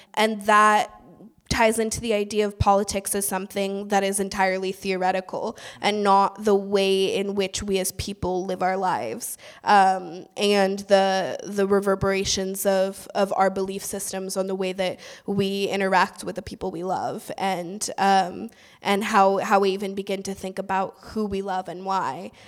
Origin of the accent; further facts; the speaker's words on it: Oakland, California, United States; I grew up in East Oakland